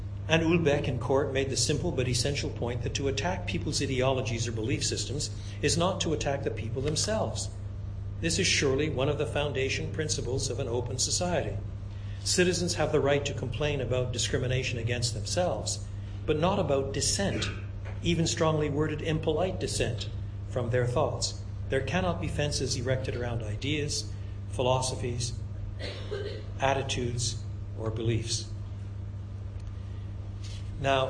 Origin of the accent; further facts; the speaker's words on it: Quebec, Canada; I was brought up in French Canada